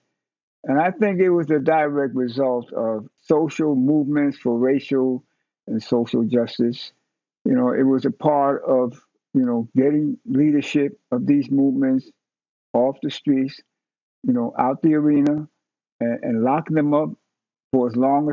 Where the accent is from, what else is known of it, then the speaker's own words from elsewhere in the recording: New York City, New York, United States; I was born in New York City. I was born in Spanish Harlem, what we call El Barrio.